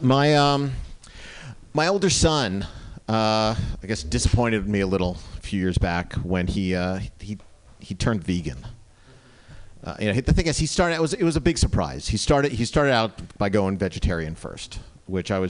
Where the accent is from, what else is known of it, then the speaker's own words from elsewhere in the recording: New Jersey, United States; moved away; when I was growing up in New Jersey